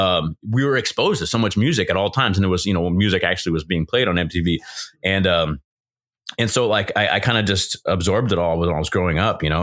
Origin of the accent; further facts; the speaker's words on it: Southern California, United States; from California, born and raised Southern California